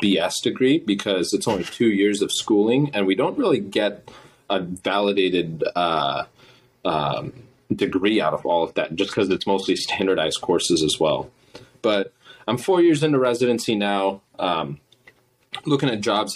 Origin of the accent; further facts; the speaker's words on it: Midwest, United States; I'm from the Midwest area.